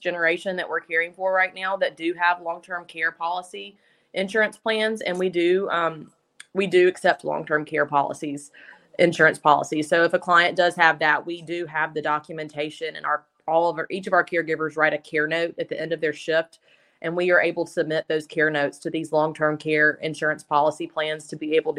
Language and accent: English; Tuscaloosa, Alabama, United States; also born or lived in Birmingham, Alabama; I grew up in Tuscaloosa, but I've worked at UAB in Birmingham the last 12 years